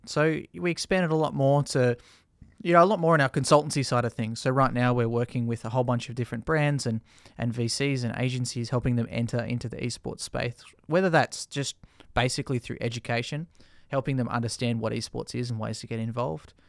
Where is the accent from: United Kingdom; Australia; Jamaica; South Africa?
Australia; we're an English-speaking nation